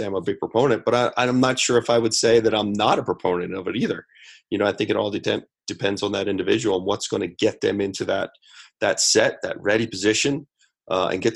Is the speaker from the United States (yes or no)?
yes; Lancaster County, Pennsylvania, United States; I come from Lancaster County, Pennsylvania, and one of the big golfers from my area is Jim Furyk